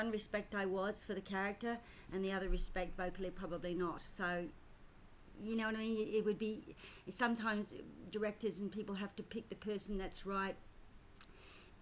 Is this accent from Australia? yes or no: yes; Australia; also born or lived in United Kingdom / London / Paris; I was born in Britain. Came to Australia when I was 4 and a half